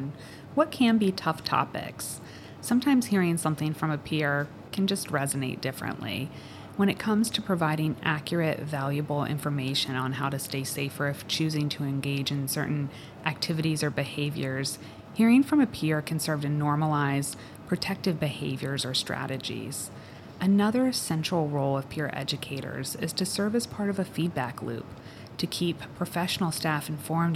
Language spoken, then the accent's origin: English; Northern Virginia, United States; moved away as an adult; also born or lived in North Carolina / Shenandoah Valley, Virginia; now in Syracuse, United States; I am originally from Northern Virginia, just outside of Washington, D.C.